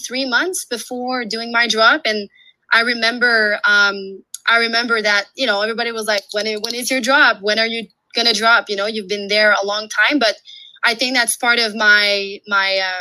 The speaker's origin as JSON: {"language": "English", "region": "Quebec", "country": "Canada", "also_born_or_lived": "Australia", "moved": "yes", "lives_now": "Canadian Rockies, Canada", "said": "I'm a French-Canadian. So I'm from Quebec, and now I'm based in the Canadian Rockies."}